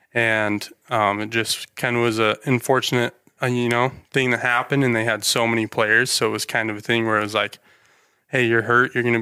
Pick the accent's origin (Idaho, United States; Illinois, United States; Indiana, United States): Idaho, United States; Ammon; I'm originally from here, born here, never moved, never. I've actually lived in Ammon for my whole life.